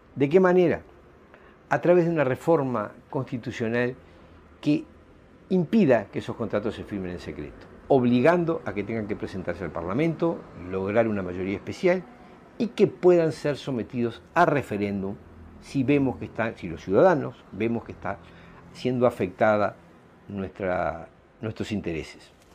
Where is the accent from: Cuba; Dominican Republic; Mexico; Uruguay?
Uruguay; ciudadanos uruguayos